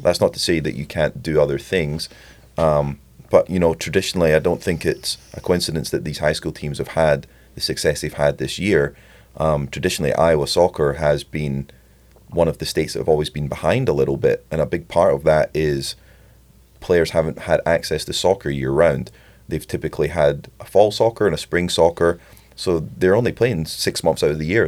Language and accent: English; Scotland, United Kingdom; I'm Scottish